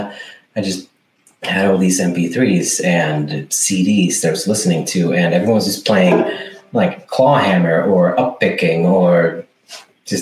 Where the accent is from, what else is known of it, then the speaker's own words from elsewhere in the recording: Sweden; English is a second language; also born or lived in United States; I'm from Sweden